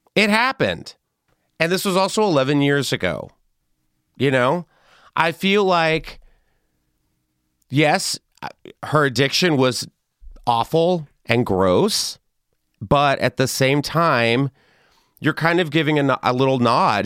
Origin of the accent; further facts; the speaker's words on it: Texas, United States; I loved a pinata party growing up in Texas